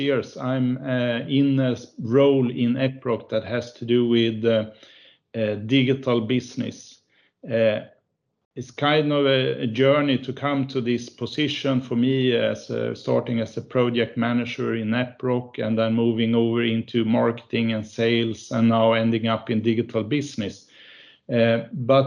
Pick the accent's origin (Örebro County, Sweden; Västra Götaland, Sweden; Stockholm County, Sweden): Örebro County, Sweden; Örebro; We have Epiroc in my hometown. I was born here in Örebro, is the town.